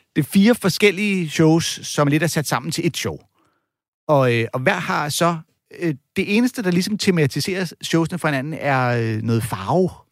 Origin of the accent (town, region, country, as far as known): Denmark